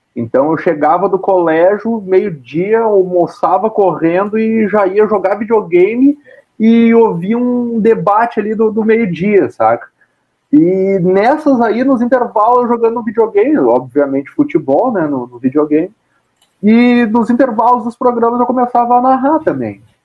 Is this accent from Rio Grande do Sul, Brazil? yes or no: yes; Caxias do Sul, Rio Grande do Sul, Brazil; also born or lived in Porto Alegre; eu nasci em Porto Alegre e logo quando eu era ainda nenê de colo, eu fui morar em Caxias do Sul. Então, a grande parte da minha infância, grande parte não, toda a minha infância e um pouco da minha adolescência foi em Caxias do Sul.